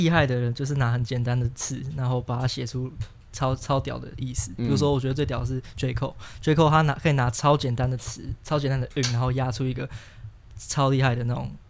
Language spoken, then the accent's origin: Chinese; Taiwan; 我身为台湾人